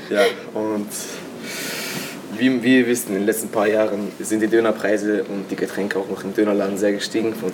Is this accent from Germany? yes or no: no; Turkey; now in Hörsching, Austria; ich bin 14 Jahre alt und ja, wie man sich schon denken kann, ich bin ein Türke